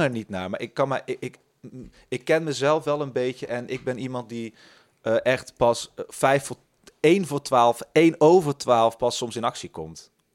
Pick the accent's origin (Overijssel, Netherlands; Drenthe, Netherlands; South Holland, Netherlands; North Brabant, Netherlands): North Brabant, Netherlands; Tilburg; moved away; Ik ben in Tilburg opgegroeid